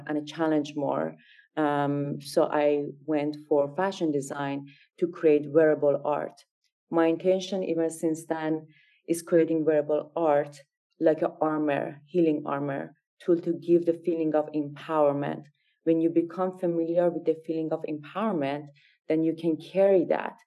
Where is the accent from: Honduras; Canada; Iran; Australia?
Iran; moved away as an adult; now in San Francisco, United States; I grew up in Iran. And raised in Iran, I got my degree in child psychology in Iran, and I moved to America